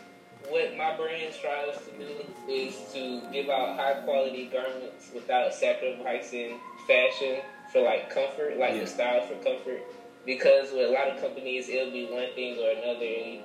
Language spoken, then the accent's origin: English; Douglasville, Georgia, United States; I'm from Douglasville, Georgia.